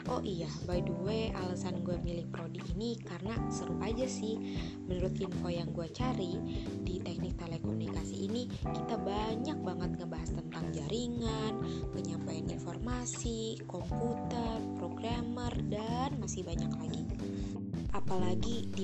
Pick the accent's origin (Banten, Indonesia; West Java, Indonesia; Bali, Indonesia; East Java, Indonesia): Banten, Indonesia; Tangerang; now in Lampung, Indonesia; Gue berasal dari Tangerang, lumayan jauh nih dari lingkungan kampus. Jadi anak rantau deh.